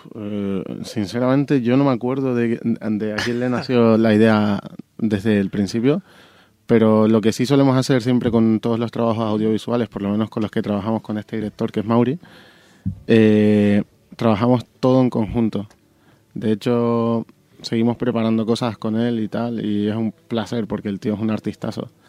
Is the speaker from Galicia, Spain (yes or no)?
no; Tenerife, Canary Islands, Spain; now in Madrid, Spain; yo soy de Tenerife